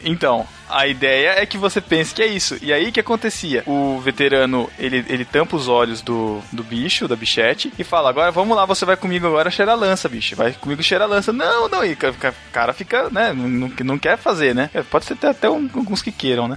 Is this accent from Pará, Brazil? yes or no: no; Botucatu, São Paulo, Brazil; eu sou de Botucatu, eu fiz faculdade aqui mesmo